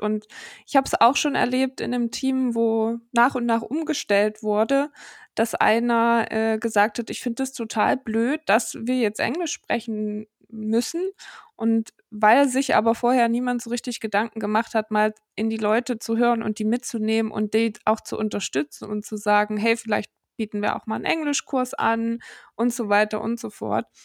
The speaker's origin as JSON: {"language": "German", "region": "Saxony-Anhalt", "country": "Germany", "moved": "yes", "said": "ich komme ja aus Sachsen-Anhalt. Und ich mhm. habe immer so einen kleinen äh, Akzent"}